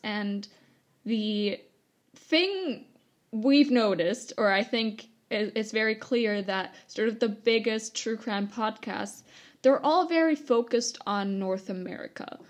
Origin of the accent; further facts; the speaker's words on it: Germany; also born or lived in Canada; I returned to Germany because uh, I am 100% German. Both my parents were German